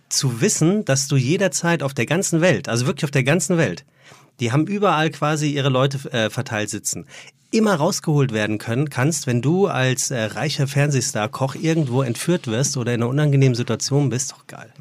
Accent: Frankfurt, Hesse, Germany; in meiner Heimat, in meiner gebürtigen Heimat in Frankfurt

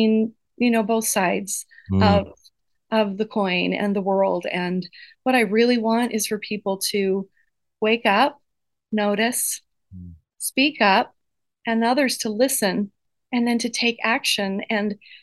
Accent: Idaho, United States; we grew up in Idaho

